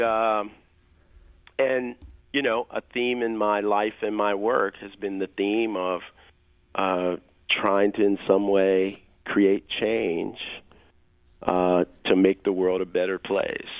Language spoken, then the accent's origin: English; Kansas City, Missouri, United States; I grew up in Kansas City, Missouri